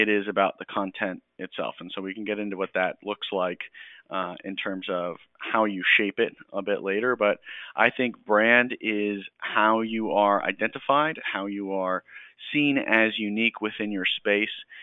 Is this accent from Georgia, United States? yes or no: yes; Georgia, United States; moved away as an adult; I grew up in Georgia, grew up in a Navy family. However, my dad was out by the time I was born.